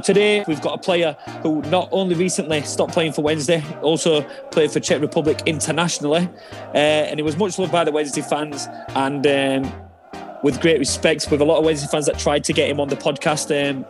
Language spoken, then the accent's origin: English; England, United Kingdom; In England, as an English person